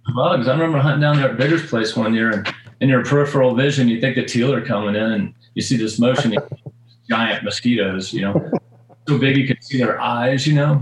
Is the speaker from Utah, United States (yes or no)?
no; North Florida, United States; moved away; also born or lived in South Georgia / South Texas / the West; I'm from North Florida as a kid and you know, really grew up hunting in the South Georgia swamps